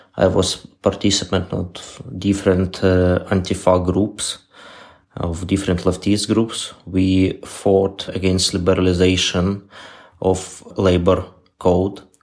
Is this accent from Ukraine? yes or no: yes; Kyiv, Ukraine; I'm from Kiev, Ukraine